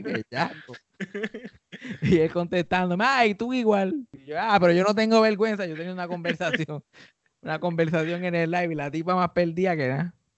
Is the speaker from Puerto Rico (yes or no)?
yes; Puerto Rico